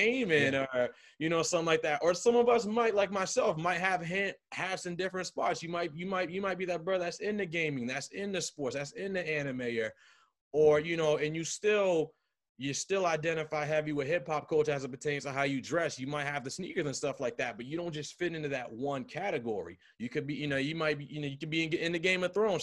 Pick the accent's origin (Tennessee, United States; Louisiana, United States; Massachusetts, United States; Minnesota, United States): Massachusetts, United States; Cambridge; growing up in Cambridge ain't easy